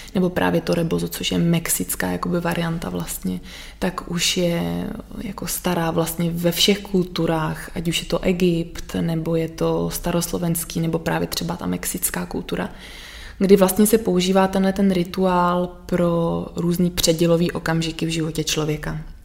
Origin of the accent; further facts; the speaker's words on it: Sudetenland, Czechia; já pocházím vlastně z, ze Sudet